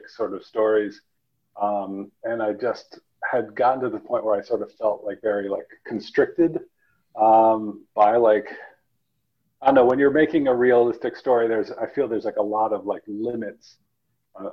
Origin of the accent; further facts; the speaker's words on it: Vermont, United States; also born or lived in Saudi Arabia / Turkmenistan; But Vermont gets really rural, and I grew up in a super small town of 1,000 people